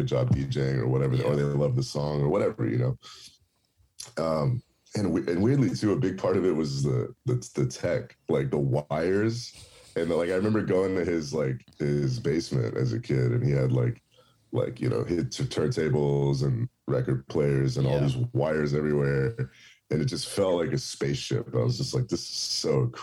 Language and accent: English; San Francisco, California, United States; moved away as an adult; now in Los Angeles, United States; I grew up in the Bay Area